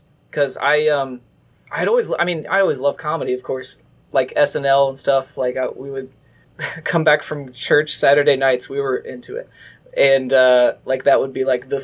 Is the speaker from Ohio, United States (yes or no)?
yes; Columbus, Ohio, United States; moved away as an adult; now in Cincinnati, United States; I'm from Columbus. I was born and raised in Columbus for 18 years. But lived down here in Cincinnati now because I went to UC